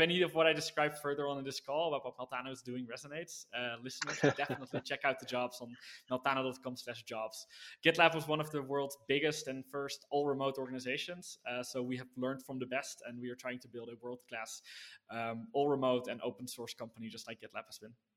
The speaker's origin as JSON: {"language": "English", "country": "Netherlands", "tie": "born or raised there", "said": "born and raised in the Netherlands"}